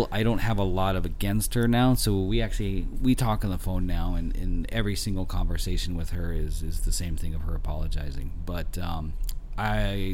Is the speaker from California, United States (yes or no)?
yes; Chula Vista, California, United States; also born or lived in Tijuana; I was growing up in Otay, in Chula Vista, being one of the few white people in the area